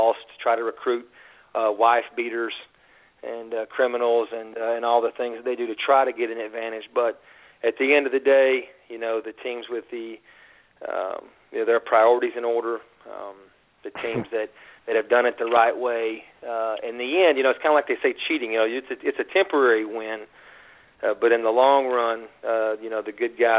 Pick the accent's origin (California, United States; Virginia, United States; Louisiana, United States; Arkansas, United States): Arkansas, United States; moved away as an adult; also born or lived in Michigan; I am from Arkansas, born and raised there, but I actually went to Michigan for college, so that's why we have the accent